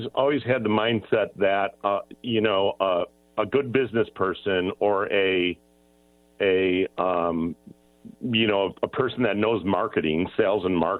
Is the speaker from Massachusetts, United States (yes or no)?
no; Rochester, New York, United States; moved away as an adult; also born or lived in Las Vegas, Nevada / Reno, Nevada / Fallon, Nevada; now in Penn Valley, United States; where I was from Western New York, in the western part of the state, you know, geographically, it actually looked a lot like Penn Valley. You know, there were rolling hills and big oak trees and pine trees. And, you know, the noticeable difference between the two places was, you know, it was Rochester